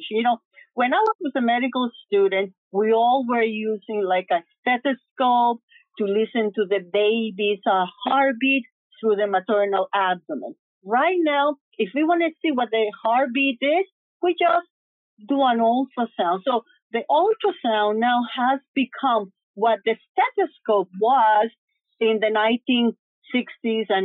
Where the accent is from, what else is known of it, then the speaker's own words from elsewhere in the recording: New York City, New York, United States; then of course I grew up in New York City. I went to City College, Albert Einstein in the Bronx. I got my residency there.